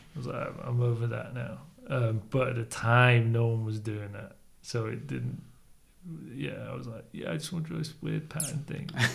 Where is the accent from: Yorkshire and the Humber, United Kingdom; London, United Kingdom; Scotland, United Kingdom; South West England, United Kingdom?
Yorkshire and the Humber, United Kingdom; Leeds; also born or lived in Spain; I grew up in Leeds.